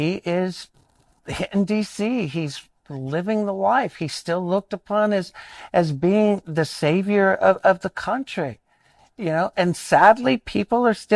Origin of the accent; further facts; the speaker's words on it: South Carolina, United States; I grew up in rural South Carolina